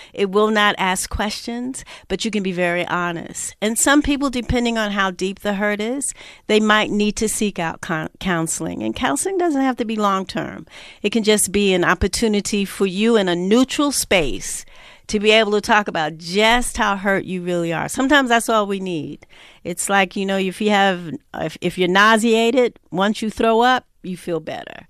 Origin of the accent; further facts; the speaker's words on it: New York, United States; I'm from New York, born and raised